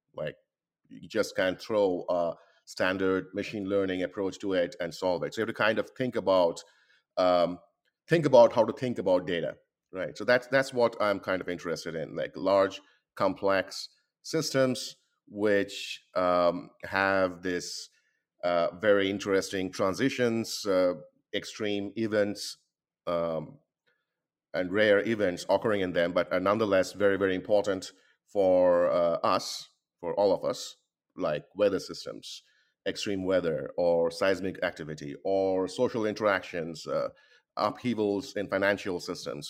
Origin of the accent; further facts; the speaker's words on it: Kolkata, West Bengal, India; moved away as an adult; now in United States; I was born and uh, born and grew up really uh, in India